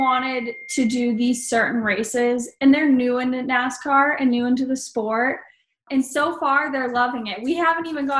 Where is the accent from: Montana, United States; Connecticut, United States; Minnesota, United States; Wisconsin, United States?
Wisconsin, United States; born or raised there